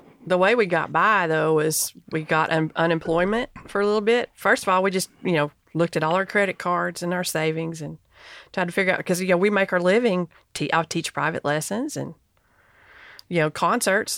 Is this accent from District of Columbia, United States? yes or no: no; Knoxville, Tennessee, United States; I'm from Knoxville.